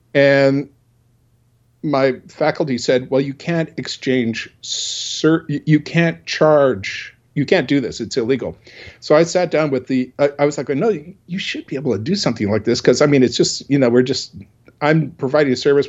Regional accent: Portland, Oregon, United States; also born or lived in New Orleans, Louisiana / Olympia, Washington; I'm originally from Portland, Oregon

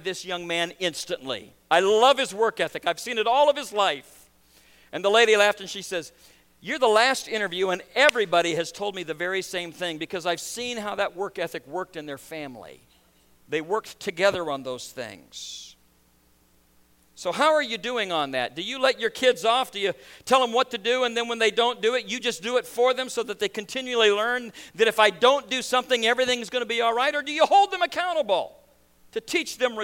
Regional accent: Nebraska, United States; moved away as an adult; also born or lived in Baton Rouge, Louisiana; now in New York, United States; 3 months after I was born, my dad made a conscious decision that I would not be raised in the South. And so they picked up and they moved to Nebraska

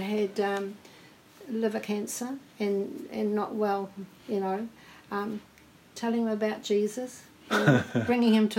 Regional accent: New Plymouth, Taranaki, New Zealand; Born and bred in New Plymouth

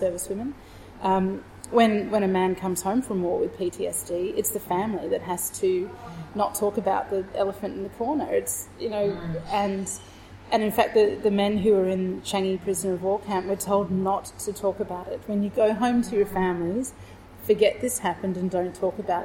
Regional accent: Fremantle, Western Australia, Australia; moved away as an adult; now in Melbourne, Australia; my hometown, which is Fremantle in Western Australia

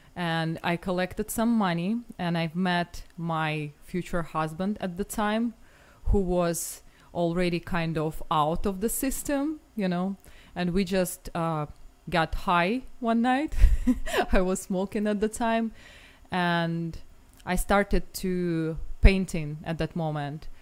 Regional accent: Moscow, Russia; was raised in Moscow

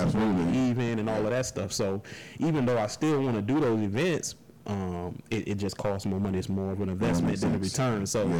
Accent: Tampa, Florida, United States; Here in Temple.

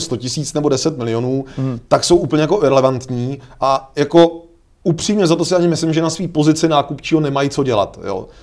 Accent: Czechia; my jsme mimochodně v tomhle jako Češi unikátní

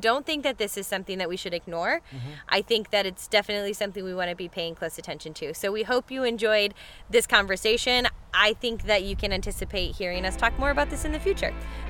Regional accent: United States

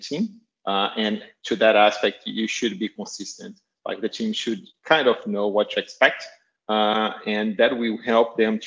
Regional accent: Brazil; now in Australia; I'm from Brazil.

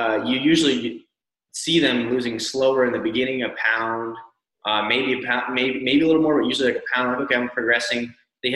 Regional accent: Northwest United States, Pacific Northwest, United States; I'm from the Northwest in the United States.

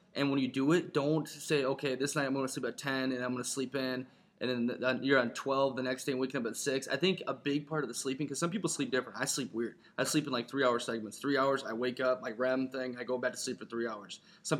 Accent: Ireland; I'm Irish.

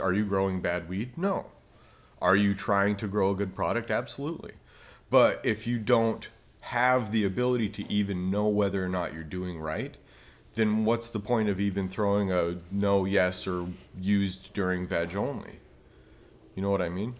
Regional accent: Utah, United States; I grew up in Utah

